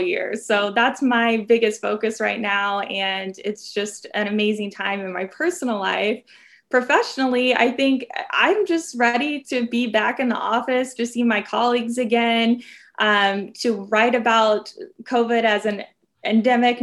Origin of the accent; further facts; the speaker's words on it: Southern Illinois, United States; now in Chicago, United States; I'm from a small rural town in Southern Illinois, and growing up, my hometown lost its hospital